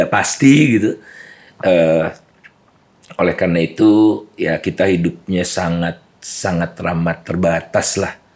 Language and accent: Indonesian; Bandung, West Java, Indonesia; uh, keluarga uh, biasa. Siap. Kemudian uh, ayah bekerja di Jakarta untuk sementara, uh, kami di Bandung.